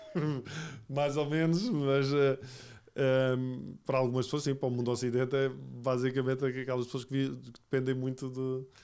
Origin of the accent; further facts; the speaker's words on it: Barreiro, Setúbal, Portugal; Eu sou da Margem Sul, sou do Barreiro